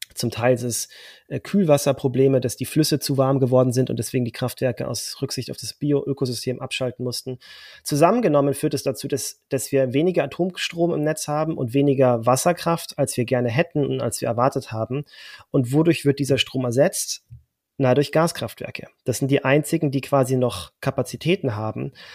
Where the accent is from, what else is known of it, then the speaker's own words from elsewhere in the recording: Germany; als Deutscher